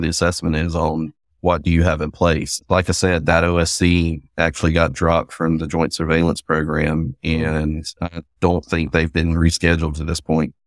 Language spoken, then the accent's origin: English; the South, United States; accent: Southern; you can probably tell by my accent, I'm Southern.